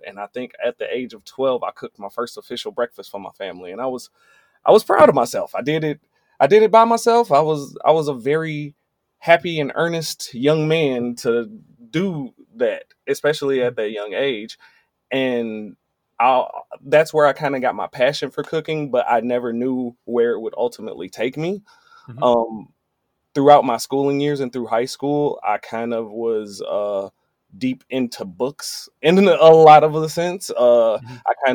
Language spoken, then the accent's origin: English; Benton Harbor, Michigan, United States; I'm from Benton Harbor, Michigan